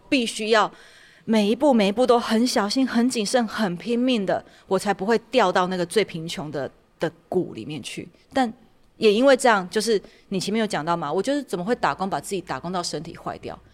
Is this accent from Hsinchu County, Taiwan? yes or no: no; Tainan, Taiwan; moved away as an adult; 我是台南人